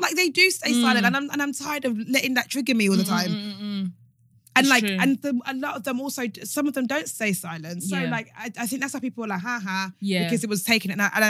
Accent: Nigeria; As a Nigerian, I'm sure one of them is somehow one of my uncles.

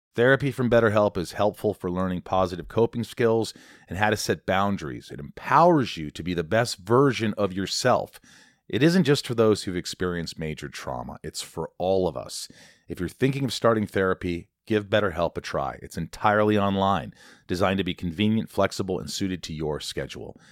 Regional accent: Long Island, New York, United States; I was born Long Island.

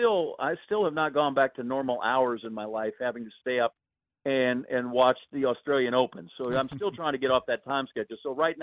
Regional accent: Green Bay, Wisconsin, United States; moved away; also born or lived in Missouri; But I grew up in Green Bay, Wisconsin. I grew up in the shadow of Lambeau Field.

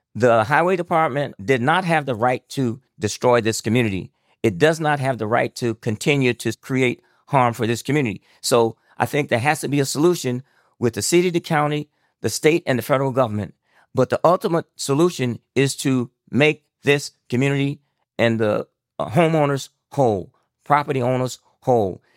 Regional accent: Elba, Alabama, United States; moved away as an adult; I grew up in Elba, Alabama in the fifties

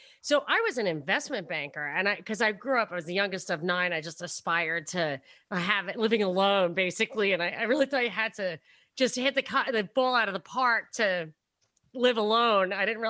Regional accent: Brooklyn, New York, United States; I mean, even though I'm from Brooklyn, it's kind of theoretical.

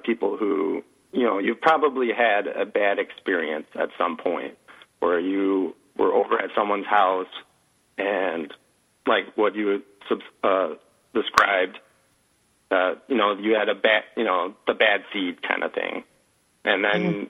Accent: Chicago, Illinois, United States; I'm from Chicago, so I'm a Bears fan

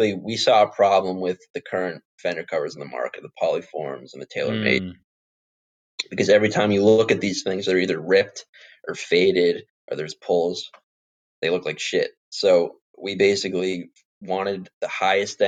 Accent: Boston, Massachusetts, United States; also born or lived in Cape Cod, Massachusetts / Florida; we're from Boston.

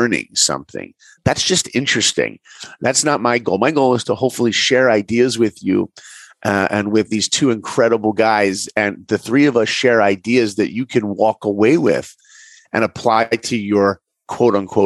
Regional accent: New York, United States; moved away as an adult; also born or lived in Orlando; I grew up in New York.

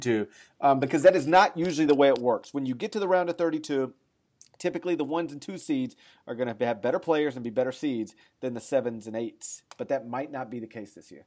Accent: North Mississippi, United States; I'm from North Mississippi

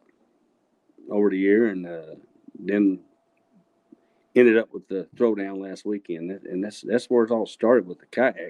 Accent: Abilene, Texas, United States; now in Killeen, United States; I grew up in the Abilene area

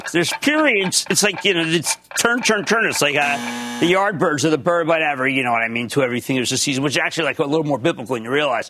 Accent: New Jersey, United States; Oh, my home state of New Jersey

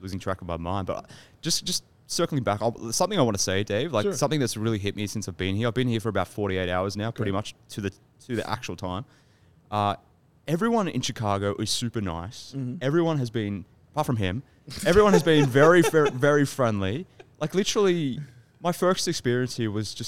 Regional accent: Australia; I'm from Australia

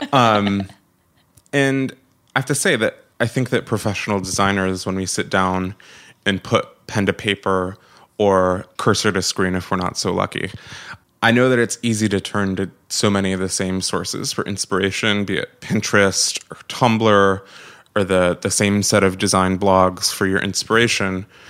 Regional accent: Syracuse, New York, United States; moved away as an adult; now in New York City, United States; So I was born and raised in Syracuse, New York.

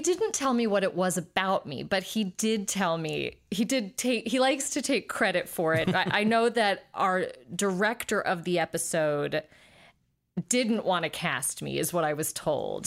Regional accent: South Pasadena, California, United States; also born or lived in Highland Park, Los Angeles; I grew up in South Pasadena m, by way of Highland Park

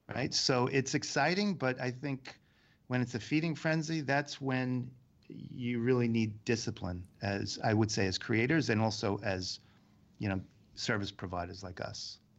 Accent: New York, United States; being a New Yorker, you deal with all kinds of weather

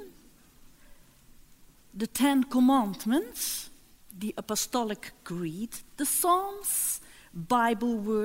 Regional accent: Netherlands; I came from the Netherlands

